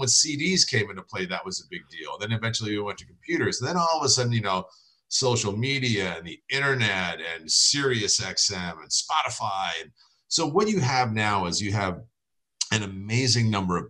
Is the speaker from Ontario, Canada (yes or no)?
no; Prince Edward Island, Canada; Prince Edward Island, Canada, which is kind of like the Rhode Island of Canada